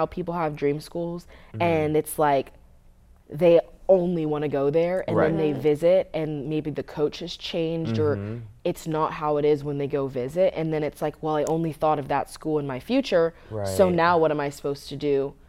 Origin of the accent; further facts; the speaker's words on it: West Coast, United States; And I grew up on the West Coast, obviously. I grew up going to USC games or UCLA games.